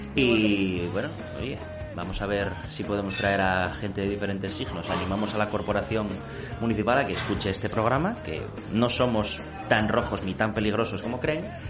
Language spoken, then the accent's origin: Spanish; Oviedo, Asturias, Spain; Yo vivía con mis padres en La Largañosa, al lado de Lucía, entonces decidí mudarme, irme de casa a los 30, como buen asturiano